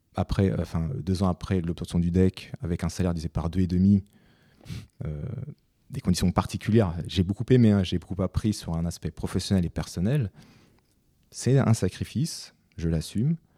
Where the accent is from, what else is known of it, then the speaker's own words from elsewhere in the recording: France; je suis né en France, j'ai fait toutes mes études en France